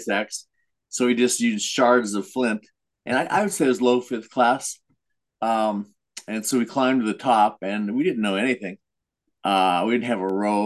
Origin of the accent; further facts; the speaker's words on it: Thornton, Colorado, United States; now in Washington, United States; I grew up in a little suburb of Denver, north